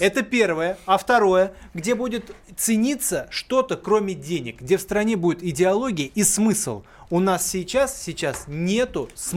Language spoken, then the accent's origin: Russian; Russia; у меня дом в деревне, где я вот вырос, э, полгода проводил, он находится на границе Тверской области